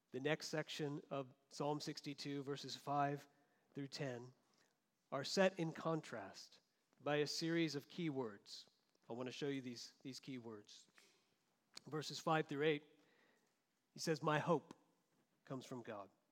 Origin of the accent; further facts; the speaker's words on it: Florida, United States; moved away; also born or lived in Southern California; growing up in Florida